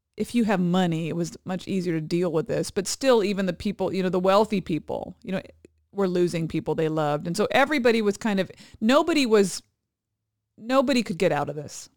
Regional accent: Hawaii, United States; moved away; my hometown, my where both our children were born

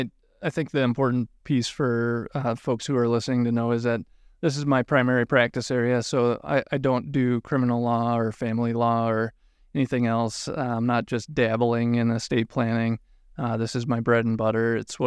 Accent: Tucson, Arizona, United States; now in Minnesota, United States; Wife that kept me here, but I grew up playing ice hockey in Tucson, Arizona.

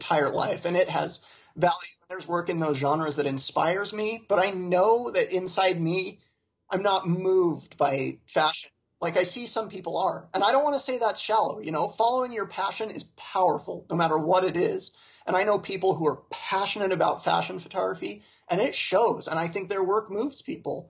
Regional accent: Utah, United States; I grew up in Utah County, Utah

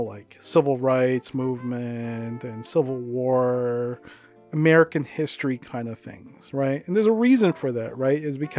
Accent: Philippines; born there; I was born in the Philippines, you know?

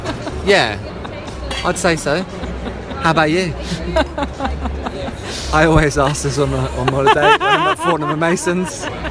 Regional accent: Harrow, London, United Kingdom; I'm a Libra, I'm from Harrow, I'm a musician.

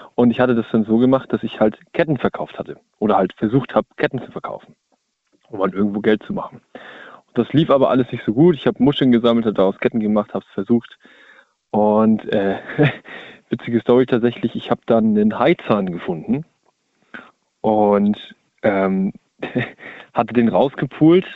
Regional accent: Hamburg area, Germany; moved away; ich komme aus der Ecke Hamburg

